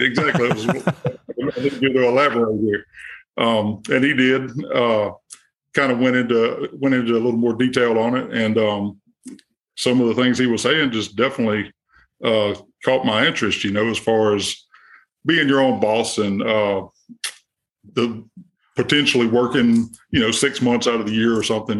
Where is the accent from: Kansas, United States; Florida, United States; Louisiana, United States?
Louisiana, United States; Monroe; I'm from Monroe, Louisiana, kind of in the northeast part of the state.